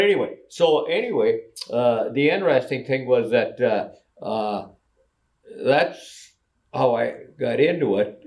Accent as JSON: {"language": "English", "town": "Benson", "region": "Minnesota", "country": "United States"}